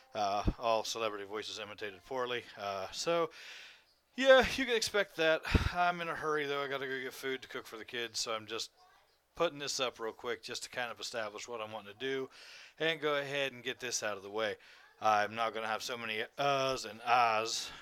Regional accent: Ohio, United States; also born or lived in West Virginia; I'm from fucking Ohio. I was born in West Virginia.

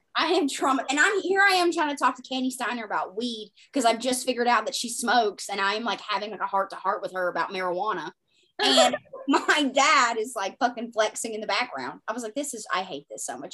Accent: the Bible Belt, United States; I come from the Bible Belt

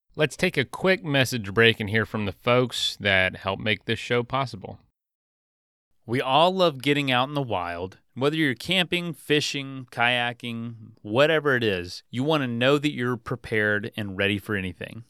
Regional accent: Florida, United States; moved away; also born or lived in Colorado; grew up here

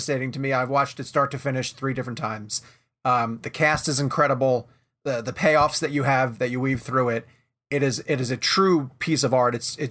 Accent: Long Island, New York, United States; I'm from Long Island

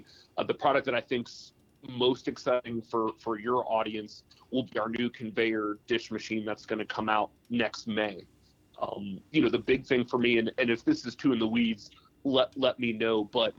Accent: Troy, Ohio, United States; So, I'm from Troy, Ohio.

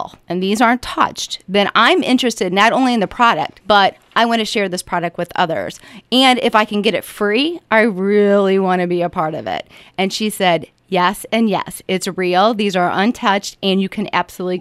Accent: St. Louis, Missouri, United States; also born or lived in Orlando, Florida / St. Charles County; I'm a native of St. Louis. I was born in Orlando, Florida, but I've lived here since all my memory alive since I've been two

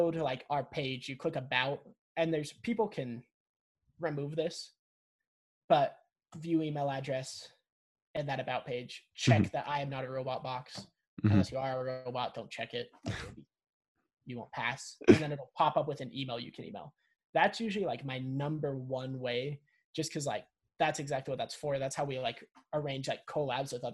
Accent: Salt Lake City, Utah, United States; I'm from Salt Lake City, Utah

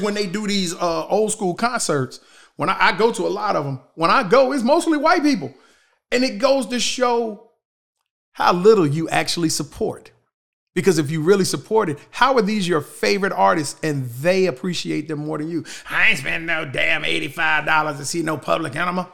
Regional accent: United States; We live in a country

